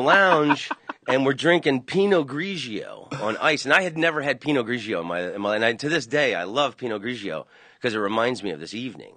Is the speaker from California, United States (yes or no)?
no; Orlando, Florida, United States; I grew up in Orlando